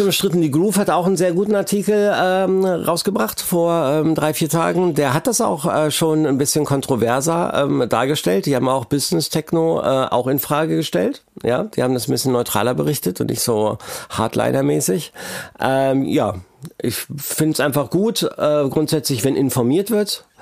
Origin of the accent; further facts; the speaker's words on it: Braunschweig, Lower Saxony, Germany; ich komme aus Braunschweig